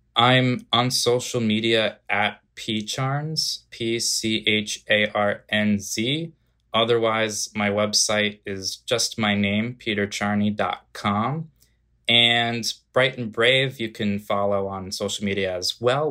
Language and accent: English; outside of New Haven, Connecticut, United States; moved away as an adult; also born or lived in Long Island, New York; now in New York City, United States; I grew up just outside of New Haven, Connecticut